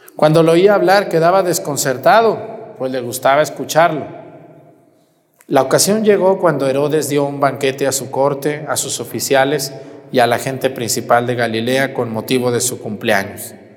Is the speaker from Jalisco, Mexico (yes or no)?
yes; Jalisco, Mexico; moved away; allá en mi tierra de donde yo soy